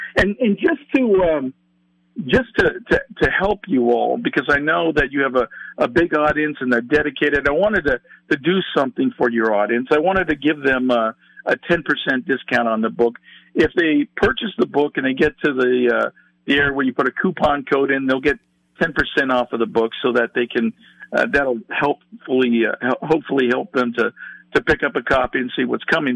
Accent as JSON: {"language": "English", "region": "California", "country": "United States", "said": "I'm from California"}